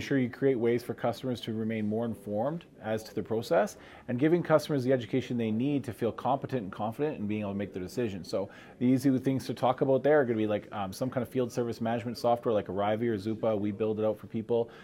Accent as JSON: {"language": "English", "country": "Canada", "moved": "yes", "lives_now": "United States", "said": "I'm a Canadian trying to become a U.S. citizen"}